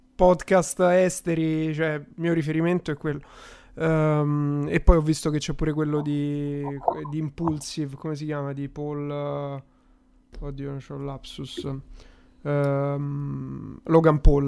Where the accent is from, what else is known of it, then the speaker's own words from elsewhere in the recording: Rome, Lazio, Italy; accent: Roman; io pure sono romano e lo maschero abbastanza bene, il mio romano